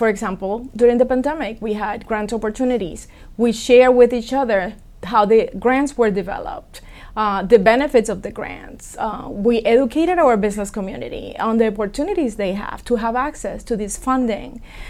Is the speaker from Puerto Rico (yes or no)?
yes; Puerto Rico; now in Broward County, United States; I'm originally from Puerto Rico. I was born in Puerto Rico, and I'm really proud of my heritage.